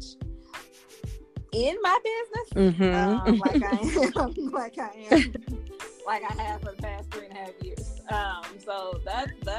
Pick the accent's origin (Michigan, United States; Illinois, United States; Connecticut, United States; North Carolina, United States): Michigan, United States; I'm from Michigan